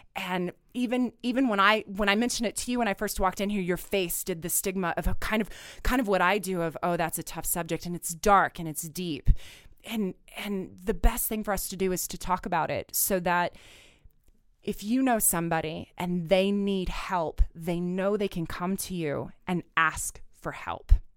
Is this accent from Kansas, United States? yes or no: yes; Southwest Kansas, United States; moved away; I, as you know, grew up in Southwest Kansas